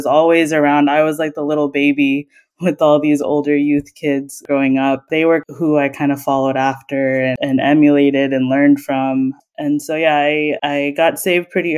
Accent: Dallas, Texas, United States; moved away as an adult; also born or lived in Houston, Texas / South Florida; now in Orlando, United States; I was born and raised in Dallas. I lived there all my life, even through grade school, college, even medical school.

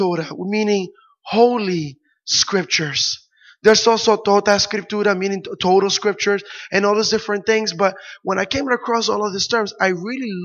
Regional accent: Puerto Rico; I grew up in Puerto Rico

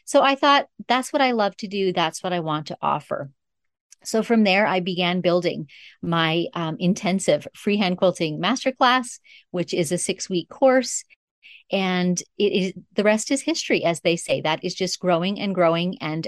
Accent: Northern Canada, Canada; But I grew up in Northern Canada. And my parents were honestly pioneers.

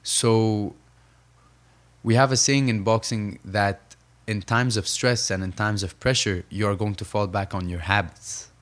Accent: Saudi Arabia; also born or lived in Egypt / New York, United States; now in Los Angeles, United States; I grew up between Saudi Arabia and Egypt

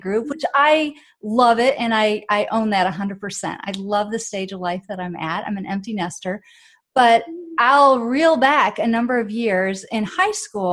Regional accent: Michigan, United States; moved away as an adult; also born or lived in Wisconsin; now in Atlanta, United States; I'm from the Midwest. I grew up in Michigan, born in Wisconsin

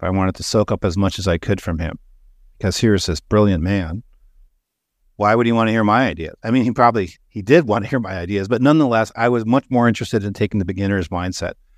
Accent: Canada; I grew up in Canada

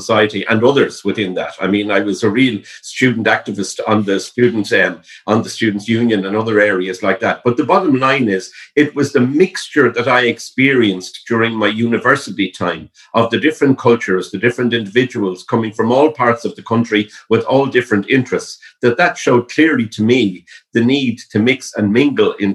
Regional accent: Dublin, Leinster, Ireland; I was born in Cabra and went to Vincent's in Glasnevin

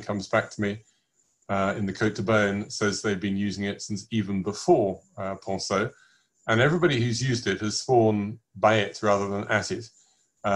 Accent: England, United Kingdom; I'm English

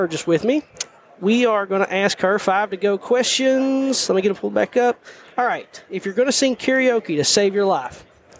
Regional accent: the South, United States; I think it's because I'm from

